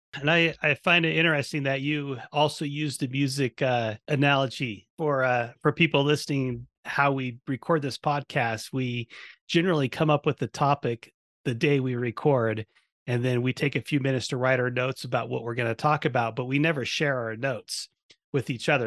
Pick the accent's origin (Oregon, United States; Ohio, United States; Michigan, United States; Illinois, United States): Oregon, United States; Eugene; when I was a kid, I grew up in Eugene, Oregon